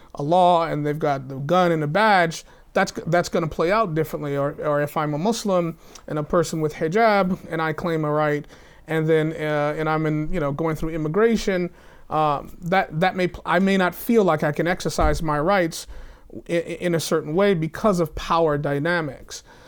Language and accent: English; the South, United States; I come from the South